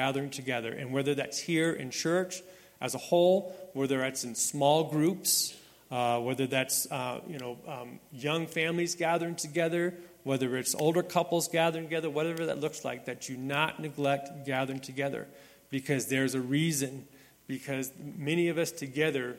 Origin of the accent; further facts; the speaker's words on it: Las Vegas, Nevada, United States; moved away; growing up in Las Vegas as a young boy, being here at Red Hill Southern Baptist Church